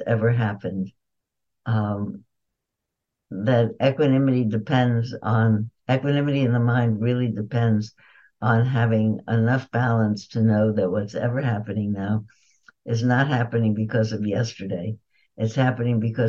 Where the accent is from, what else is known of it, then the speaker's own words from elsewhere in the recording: New York, United States; I was born in New York